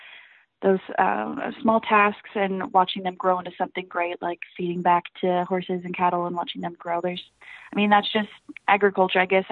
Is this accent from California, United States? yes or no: no; Reinbeck, Iowa, United States; So I started out in Rhinebeck, Iowa. That's my hometown